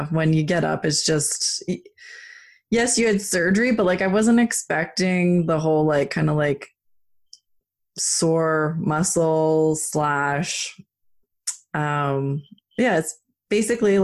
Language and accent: English; Canada; being Canadian